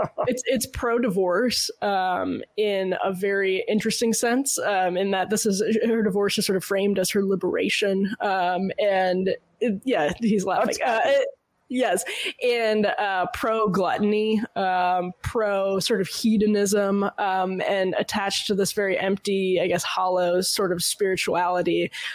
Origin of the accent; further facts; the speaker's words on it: Massachusetts, United States; No. Well, no, it was basically growing up in Massachusetts. I'm sure there was this like reverence for the holiday that should be nationwide, but I don't think is anymore.